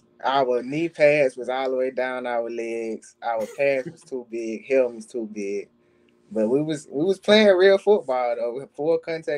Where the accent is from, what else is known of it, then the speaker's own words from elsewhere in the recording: Mobile, Alabama, United States; moved away as an adult; also born or lived in Spanish Fort, Alabama; now in Missouri, United States; I came from Mobile to Spanish Fort, so like, it's like 30 minutes across a bridge. So like, it was a new environment for me.